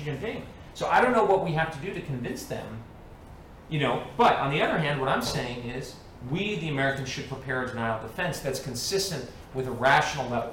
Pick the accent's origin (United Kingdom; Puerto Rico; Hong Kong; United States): Hong Kong; moved away; when I was growing up in Hong Kong